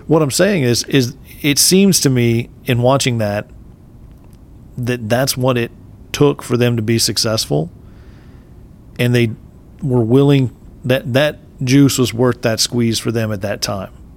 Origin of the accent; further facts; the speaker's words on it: Texas, United States; I'm native Texan